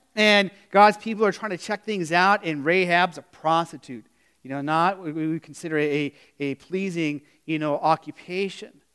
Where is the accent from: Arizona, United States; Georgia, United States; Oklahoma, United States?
Arizona, United States; growing up in Arizona